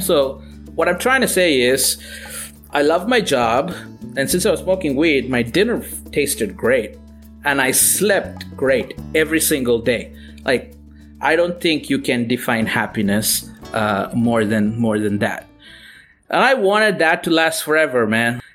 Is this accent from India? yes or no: yes; Tirunelveli, Tamil Nadu, India; moved away as an adult; I was born in India to to moderate middle class parents in a in a small town called Tirunelveli. That's in South India.